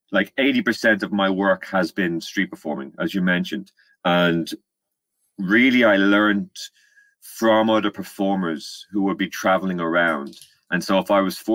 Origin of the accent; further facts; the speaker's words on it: Ireland; accent: Irish; moved away as an adult; now in London, United Kingdom; Uh, now I'm from Ireland, as you can probably tell by my accent, and I moved over to London in 2015.